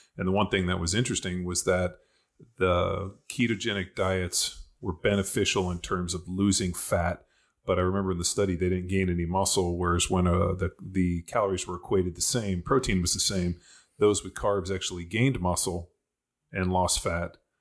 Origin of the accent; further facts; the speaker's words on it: Torrance, California, United States; also born or lived in Berkeley / Orange County; I grew up in Torrance Palos Verdes.